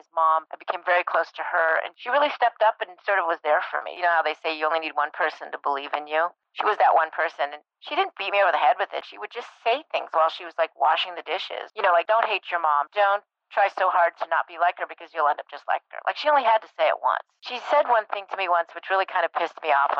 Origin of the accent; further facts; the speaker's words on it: Breckenridge, Colorado, United States; I grew up in Breckenridge, Colorado